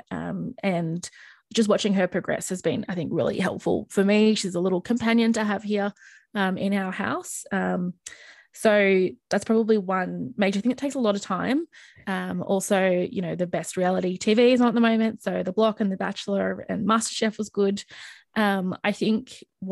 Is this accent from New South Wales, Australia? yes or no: yes; Sydney, New South Wales, Australia; moved away as an adult; move home, back to Sydney, back to my home state.